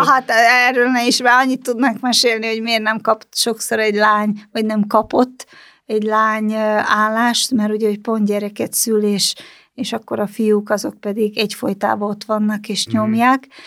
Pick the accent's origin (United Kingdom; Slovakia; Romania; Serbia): Slovakia; also born or lived in Banská Bystrica, Slovakia; now in Hungary; Csehszlovákiában születtem